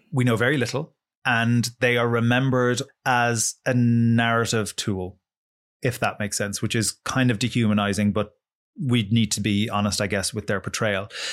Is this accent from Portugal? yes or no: no; Ireland; we study Irish in, in school from the time we're about five until we're seventeen